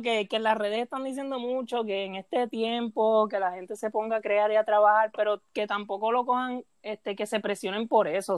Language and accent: Spanish; Puerto Rico; soy de Puerto Rico, trabajo en un periódico de Puerto Rico.